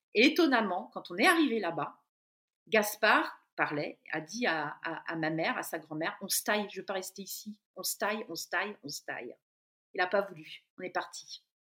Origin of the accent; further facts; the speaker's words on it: Brittany, France; moved away as an adult; also born or lived in central France; dans ma région d'origine, en Bretagne, au bord de la mer